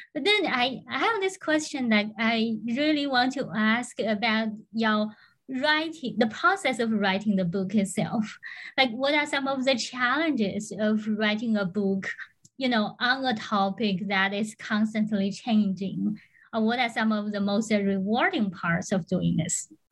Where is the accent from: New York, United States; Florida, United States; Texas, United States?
Florida, United States; I'm from Florida